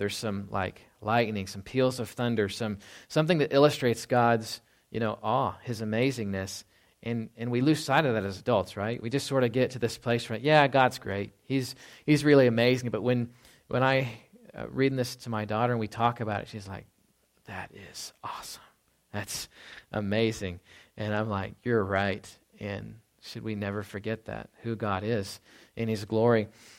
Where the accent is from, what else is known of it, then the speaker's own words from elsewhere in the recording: Texas, United States; So I grew up in North Texas, Dallas-Fort Worth.